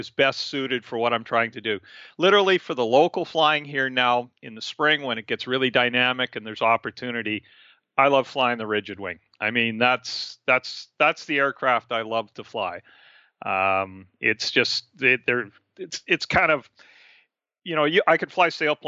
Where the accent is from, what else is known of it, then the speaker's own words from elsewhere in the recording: Canada; also born or lived in Abbotsford, British Columbia; I'm a Canadian. I live on the West Coast, and that's my home